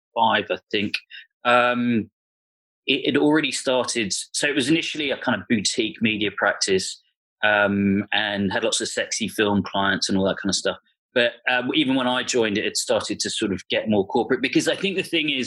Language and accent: English; London, United Kingdom; also born or lived in Bristol; I grew up in North London